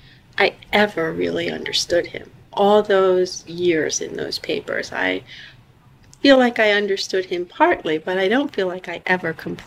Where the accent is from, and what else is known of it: Vineland, New Jersey, United States; born or raised there